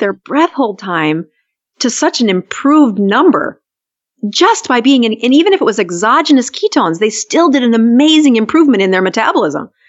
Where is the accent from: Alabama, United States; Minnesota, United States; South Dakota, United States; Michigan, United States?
South Dakota, United States; also born or lived in Utah; I'm from South Dakota